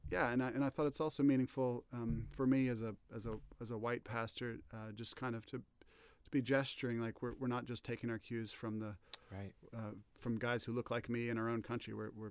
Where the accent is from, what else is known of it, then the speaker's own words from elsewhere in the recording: Virginia, United States; also born or lived in London, England / Scotland / Canada; I'm originally from Northern Virginia, but haven't lived there in a few decades. Grew up there, also over in England, in London. Spent some college years in Scotland, some grad school in Canada